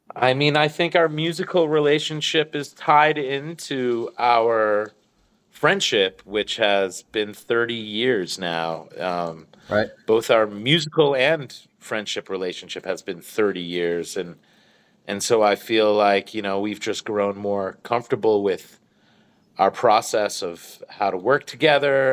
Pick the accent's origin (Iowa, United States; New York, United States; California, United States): New York, United States; Growing up in New York